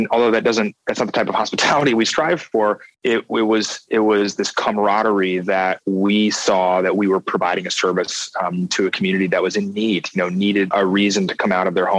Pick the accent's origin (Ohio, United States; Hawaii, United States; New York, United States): New York, United States; New York City; I get stuck in my head of being a New Yorker.